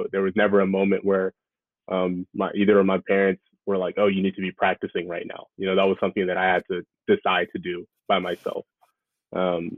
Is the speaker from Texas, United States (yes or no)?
yes; Austin, Texas, United States; also born or lived in New Orleans, Louisiana; now in New York, United States; Moved to Texas